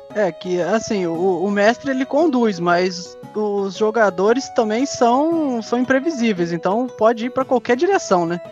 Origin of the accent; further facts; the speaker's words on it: Três Rios, Rio de Janeiro, Brazil; a gente é do interior do Rio, nós somos de Três Rios